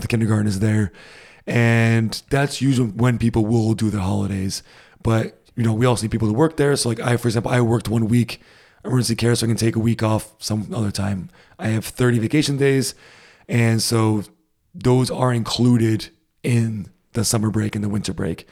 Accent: Rhode Island, United States; moved away as an adult; now in Germany; growing up in the States, especially in Rhode Island, it gets hot in the summer and really humid

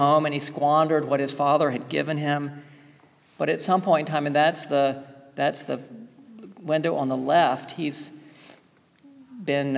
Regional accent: the South, United States; Growing up in the South

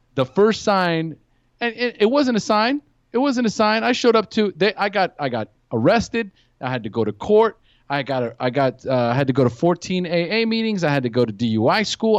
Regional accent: California, United States; also born or lived in San Luis Obispo; now in Costa Rica; I'm from California originally.

